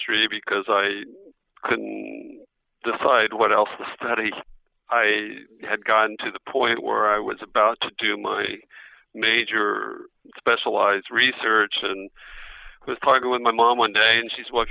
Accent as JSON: {"language": "English", "town": "Fort Worth", "region": "Texas", "country": "United States", "moved": "as an adult", "said": "Went back to Texas, went back to Fort Worth, where I'm from"}